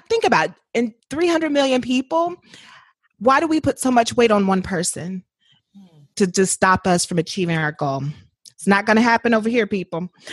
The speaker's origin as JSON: {"language": "English", "region": "Indiana", "country": "United States", "tie": "born or raised there", "also_born_or_lived": "New Orleans", "moved": "as an adult", "said": "born and raised in Indiana"}